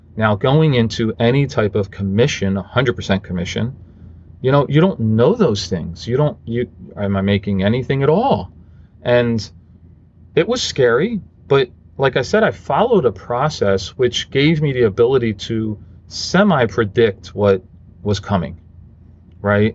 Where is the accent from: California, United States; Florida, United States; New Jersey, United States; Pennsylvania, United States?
Pennsylvania, United States; Philadelphia; I grew up in Philadelphia